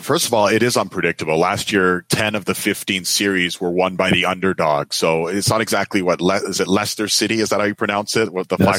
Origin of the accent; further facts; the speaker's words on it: Toronto, Ontario, Canada; I grew up in Toronto, and I grew up a Leafs fan.